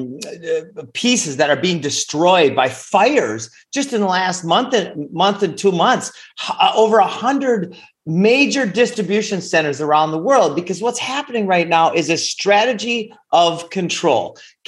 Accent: Minnesota, United States; moved away; also born or lived in Costa Rica; I grew up in Minnesota

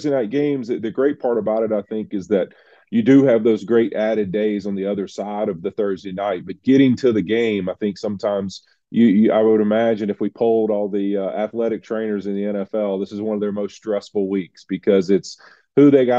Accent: Louisiana, United States; Happy to be back in New Orleans, my home state of Louisiana.

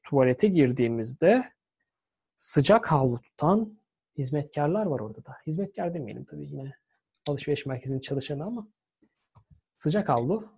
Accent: Istanbul, Turkey; now in United Kingdom; Bizim güzel Halicimiz, Boğazımız var.

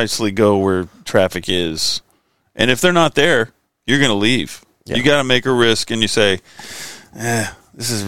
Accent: Sherman, Texas, United States; also born or lived in Texarkana / Nashville, Arkansas; then we moved to Sherman, Texas. So that's where I kind of did most of my raising up

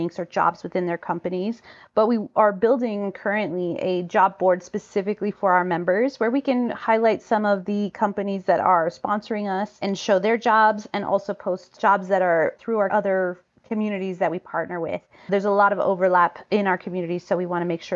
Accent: El Paso, Texas, United States; moved away; I left El Paso and I left my hometown

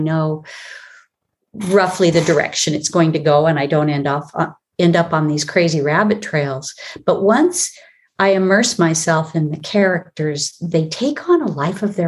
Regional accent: Olympic Peninsula, Washington, United States; I was raised on the Olympic Peninsula in Northwest Washington State

